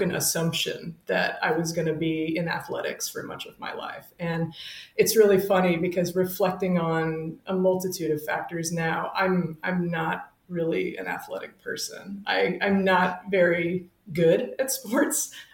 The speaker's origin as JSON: {"language": "English", "town": "Fort Worth", "region": "Texas", "country": "United States", "tie": "born or raised there", "also_born_or_lived": "Wellesley, Massachusetts / St. Louis, Missouri", "said": "I'm from Fort Worth, Texas. I'm from Southwest Fort Worth. And fun Lucky Star deep cut fact, I grew up on the same street and block as fellow instructor Shauna Martin"}